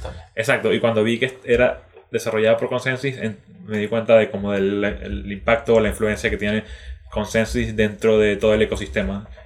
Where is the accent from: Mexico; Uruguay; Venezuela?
Venezuela; moved away as an adult; now in Chile; yo soy originalmente de Venezuela, llevo ya seis años viviendo en Chile